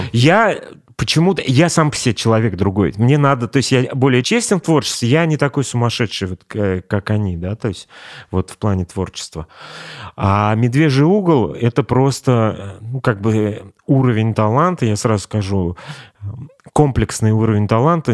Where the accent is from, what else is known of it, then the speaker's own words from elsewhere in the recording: Kazan, Tatarstan, Russia; Я вырос на, на Черном озере.